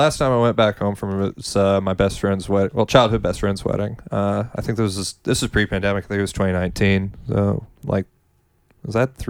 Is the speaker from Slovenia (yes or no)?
no; Montana, United States; moved away as an adult; now in Austin, United States; I'm from Montana originally.